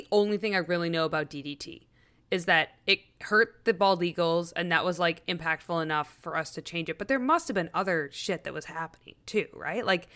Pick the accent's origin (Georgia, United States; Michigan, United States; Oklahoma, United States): Michigan, United States; Traverse City; moved away; my hometown of Traverse City, Michigan